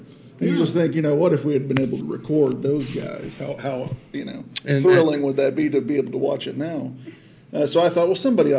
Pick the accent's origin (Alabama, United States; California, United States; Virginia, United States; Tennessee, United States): Tennessee, United States; Chattanooga; I'm from Chattanooga, Tennessee, you know, southeast as you can get